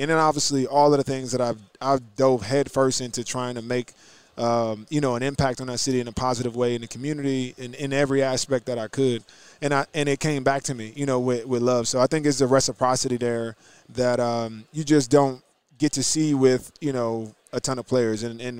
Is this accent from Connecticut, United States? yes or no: no; New Jersey, United States; Well, I'm from New Jersey.